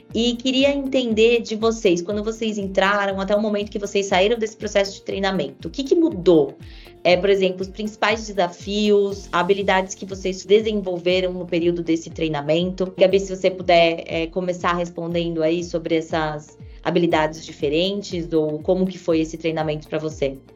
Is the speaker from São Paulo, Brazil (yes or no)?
yes; São Paulo, Brazil; Sou aqui de São Paulo, nascida e criada, é, e gosto muito de ser paulistana